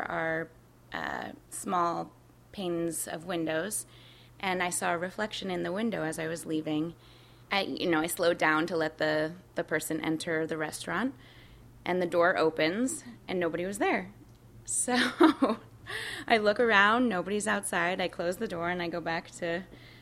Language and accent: English; Connecticut, United States; now in New York City, United States; The town that I grew up in Connecticut, has more dead people than alive people